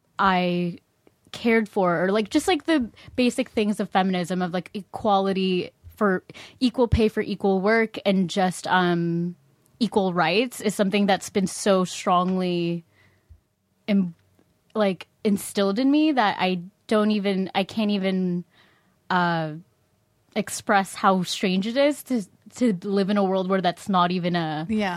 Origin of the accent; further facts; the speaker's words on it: Philippines; I'm from the Philippines.